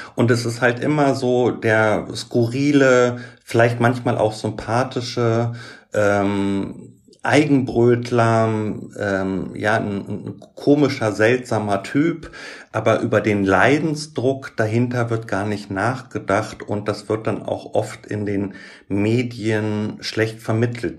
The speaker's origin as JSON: {"language": "German", "town": "Göttingen", "region": "Lower Saxony", "country": "Germany", "tie": "born or raised there", "also_born_or_lived": "Berlin", "moved": "as an adult", "said": "bin dann aber wieder zurück in meine Heimatstadt Göttingen"}